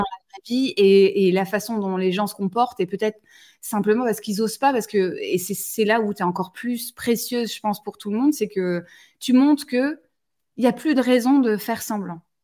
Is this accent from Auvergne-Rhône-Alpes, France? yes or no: no; Toulouse, Occitania, France; now in northern France; Je suis toulousaine